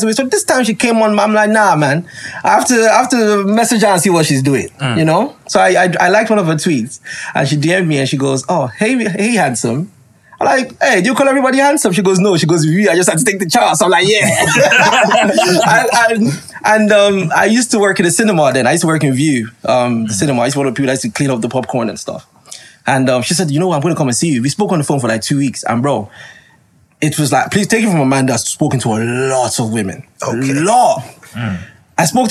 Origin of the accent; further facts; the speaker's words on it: Lagos, Nigeria; moved away; I'm a Nigerian guy and I was brought up in Nigeria. I grew up in VI